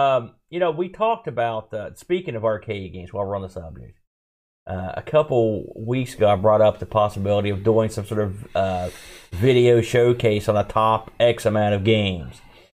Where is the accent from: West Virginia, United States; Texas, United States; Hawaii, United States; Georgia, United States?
West Virginia, United States; I mean, I've never been this far in the middle of nowhere, and I'm from West Virginia.